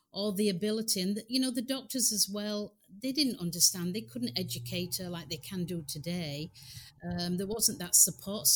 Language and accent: English; England, United Kingdom; moved away as an adult; now in United States; I was born in England